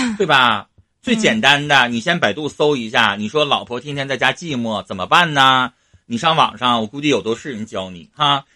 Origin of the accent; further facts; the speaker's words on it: Northeast China, China; accent: Northeastern Mandarin; 我们东北话